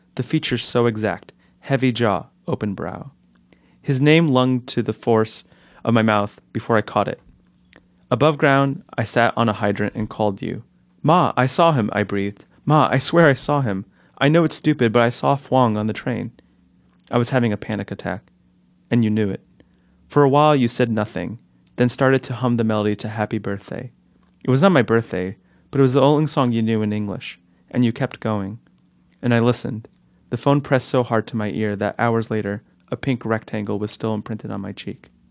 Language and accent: English; Newark, New Jersey, United States; I grew up in North Newark where the houses were similarly sized